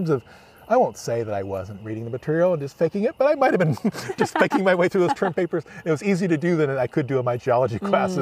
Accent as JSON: {"language": "English", "town": "Los Angeles", "region": "California", "country": "United States", "tie": "born or raised there", "said": "I grew up in Los Angeles along the Los Angeles River."}